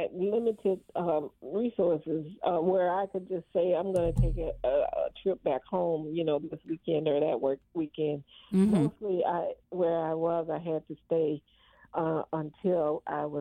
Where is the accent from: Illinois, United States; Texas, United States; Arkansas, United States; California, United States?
Arkansas, United States; moved away; I grew up in the Jim Crow South.